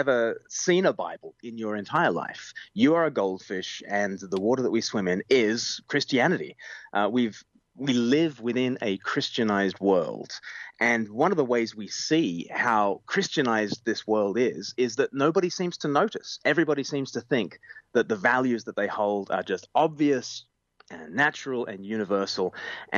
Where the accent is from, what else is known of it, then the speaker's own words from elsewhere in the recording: Australia; now in United Kingdom; I grew up in Australia, and I now live in the UK